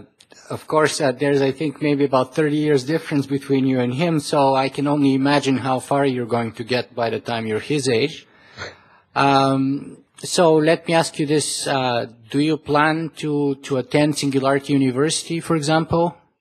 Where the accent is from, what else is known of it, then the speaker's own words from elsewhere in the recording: Canada; I am Canadian